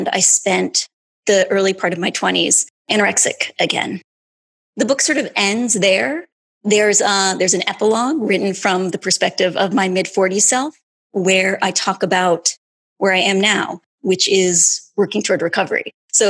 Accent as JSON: {"language": "English", "town": "Grand Rapids", "region": "Michigan", "country": "United States", "tie": "born or raised there", "said": "I was born in 1973 in Grand Rapids, Michigan"}